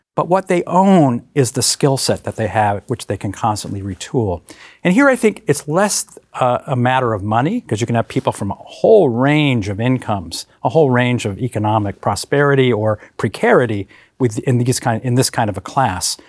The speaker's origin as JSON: {"language": "English", "town": "Hartford", "region": "Connecticut", "country": "United States", "tie": "born or raised there", "moved": "yes", "said": "I grew up in Hartford, Connecticut"}